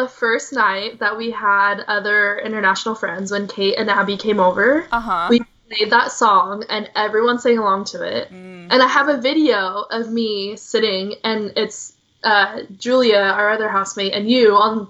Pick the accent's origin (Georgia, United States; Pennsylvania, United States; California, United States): California, United States; Orange County, Southern; also born or lived in San Francisco; Because I'm especially living in a suburban area at my, like, my hometown.